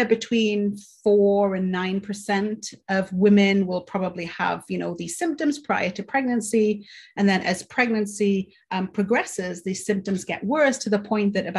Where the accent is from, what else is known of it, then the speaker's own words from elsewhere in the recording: Newcastle upon Tyne, North East England, United Kingdom; moved away as an adult; now in Michigan, United States; I'm from the UK, as you can probably tell. I'm from Newcastle originally